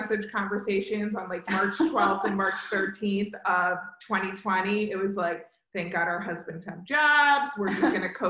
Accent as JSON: {"language": "English", "town": "Hamilton", "region": "New Jersey", "country": "United States", "tie": "born or raised there", "moved": "yes", "said": "I grew up right outside of Princeton in a town called Hamilton."}